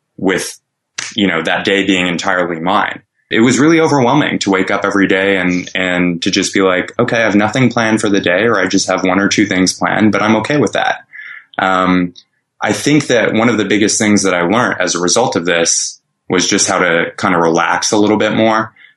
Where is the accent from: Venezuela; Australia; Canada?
Canada; Montreal, Quebec; my hometown of Montreal